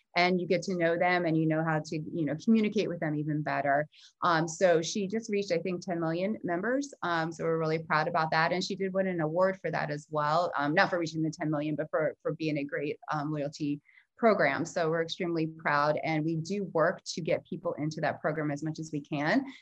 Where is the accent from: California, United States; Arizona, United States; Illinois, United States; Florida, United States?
Florida, United States; South; growing up, I grew up in South Florida